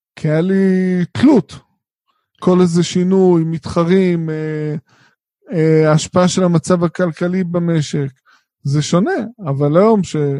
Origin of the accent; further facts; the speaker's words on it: Israel; אנחנו כישראלים שגרים פה